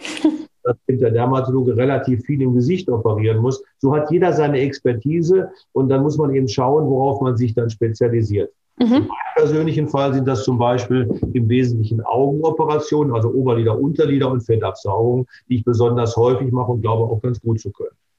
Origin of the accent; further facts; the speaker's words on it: Bochum, North Rhine-Westphalia, Germany; hier in meiner Heimatstadt Bochum